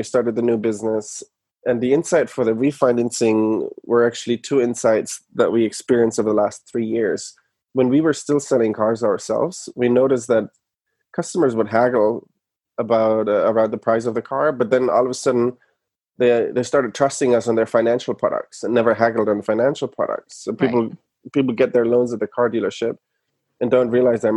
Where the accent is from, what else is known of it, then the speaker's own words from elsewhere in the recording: Germany; moved away as an adult; now in United States; I'm from Germany originally. I moved to the US in 2011 to go to business school.